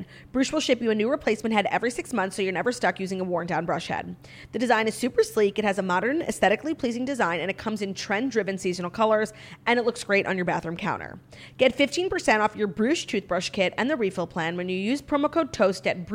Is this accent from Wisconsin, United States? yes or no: no; New York City, New York, United States; as a New Yorker